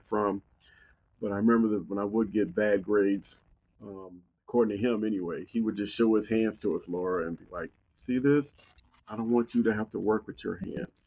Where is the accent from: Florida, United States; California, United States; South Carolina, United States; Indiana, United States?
California, United States; Compton; moved away as an adult; growing up in Compton made me mentally tough.